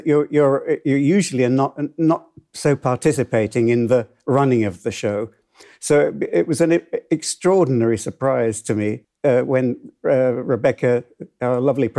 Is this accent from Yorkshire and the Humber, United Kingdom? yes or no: yes; Hull, Yorkshire and the Humber, United Kingdom; I've loved dance from when I was in Hull, when I was growing up in Hull, and I used to go to the Locarno. I lost my accent somewhere in the last 60 years.